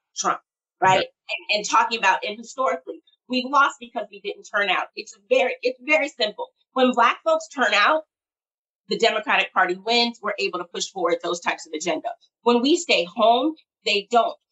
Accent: South Bend, Indiana, United States; I also am from South Bend, Indiana, went to high school with Pete

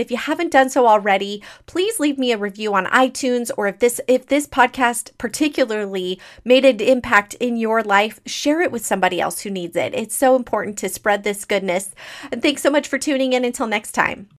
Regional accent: Arizona, United States; moved away as an adult; now in Idaho, United States; I'm from Arizona

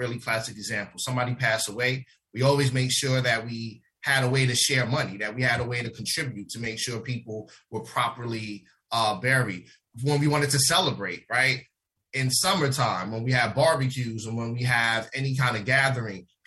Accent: New York City, New York, United States; I was born and raised in the South Bronx, 1016 Bryant Avenue

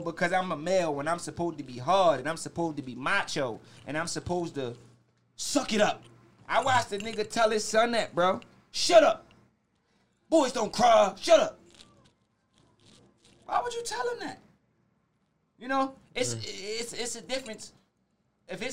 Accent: Baltimore, Maryland, United States; I'm from Park Heights Avenue. I'm from Park Heights and Oakley, to be exact.

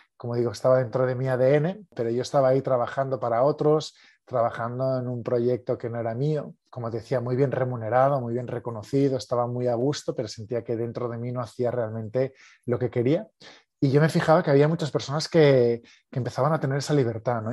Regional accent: Barcelona, Catalonia, Spain; soy de Barcelona, de España

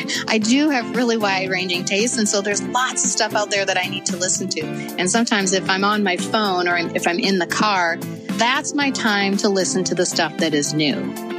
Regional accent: Minnesota, United States; I'm from Minnesota

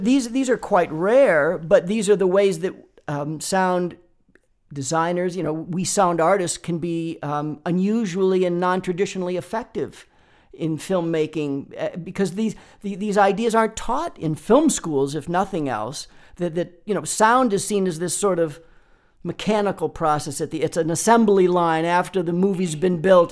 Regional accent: Boston, Massachusetts, United States; moved away as an adult; now in Los Angeles, United States; I grew up in Boston, Massachusetts

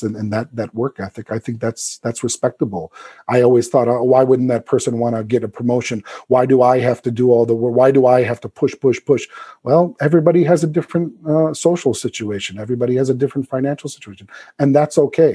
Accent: South Suburbs, Illinois, United States; moved away; when I come back to my hometown, of course, in the South Suburbs.

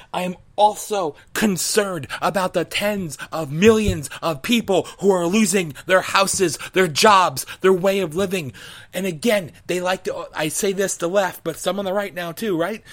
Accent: United States; as an American

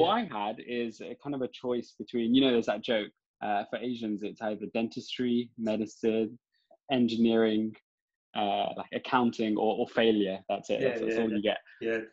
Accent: London, United Kingdom; born and raised in London

